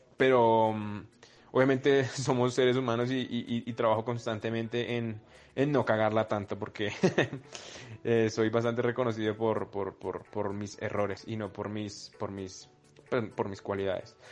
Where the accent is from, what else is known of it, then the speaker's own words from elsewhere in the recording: Bogotá, Colombia; vengo del sur de Bogotá.